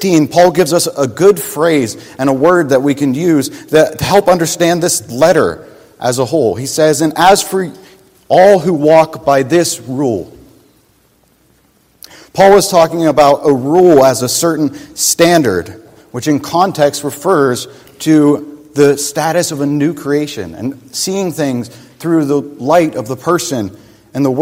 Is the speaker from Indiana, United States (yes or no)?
no; Pennsylvania, United States; I grew up in Pennsylvania, my next door neighbor was my Uncle Dan